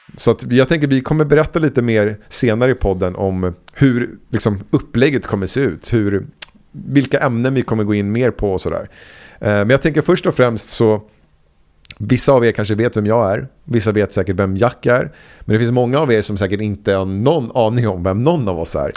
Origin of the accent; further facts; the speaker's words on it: Huddinge, Stockholm County, Sweden; also born or lived in Vällingby / Enskede gård / Rinkeby; där växte jag upp och i ett litet ställe, Myrängen kallas det